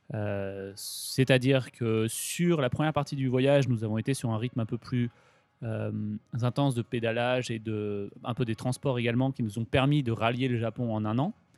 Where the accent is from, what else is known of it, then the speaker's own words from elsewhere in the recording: Grenoble, Auvergne-Rhône-Alpes, France; moved away as an adult; now in Japan; j'ai grandi en Rhône-Alpes, à Grenoble